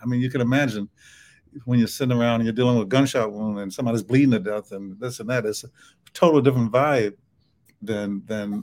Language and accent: English; the South, United States; accent: Southern; my Southern accent